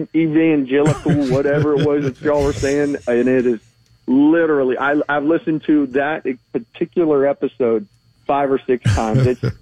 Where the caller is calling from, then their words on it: Brevard County, Florida, United States; I'm calling from Brevard County.